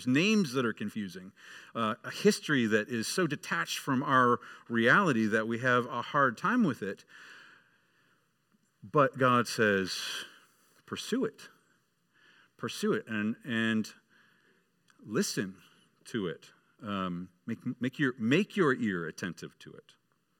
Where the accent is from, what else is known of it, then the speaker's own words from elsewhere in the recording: Michigan, United States; Until a few years later when the Detroit Red Wings, I grew up in Michigan, the Detroit Red Wings started being really good